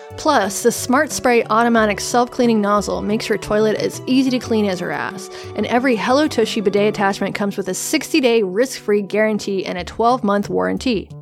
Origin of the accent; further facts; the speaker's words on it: the Appalachians, the South, United States; I'm from a very white area of the South, from the Appalachians. Um, there was, when I was a kid, there was one black student